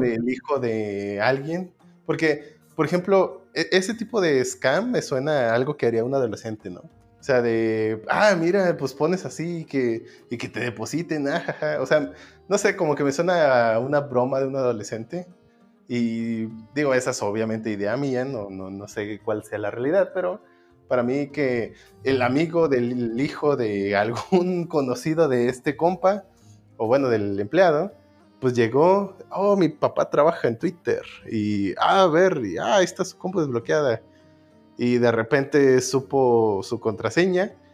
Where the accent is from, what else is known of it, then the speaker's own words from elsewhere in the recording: Mexico; nosotros que somos mexicanos